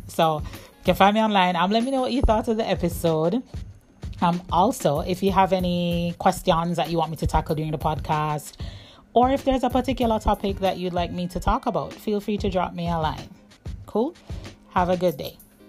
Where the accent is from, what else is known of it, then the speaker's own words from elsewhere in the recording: Jamaica; moved away; my journey as a Jamaican digital nomad